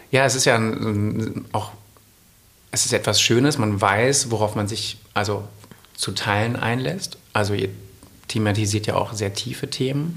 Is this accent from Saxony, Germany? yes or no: no; Essen, North Rhine-Westphalia, Germany; moved away as an adult; now in Munich, Germany; ich komme ursprünglich aus Essen und bin seit vier Jahren in München